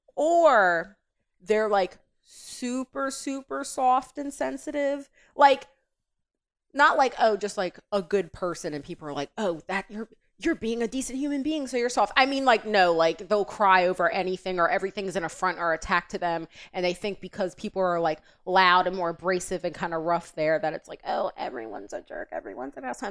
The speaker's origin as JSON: {"language": "English", "region": "Delaware", "country": "United States", "tie": "born or raised there", "said": "I'm born and raised in Delaware."}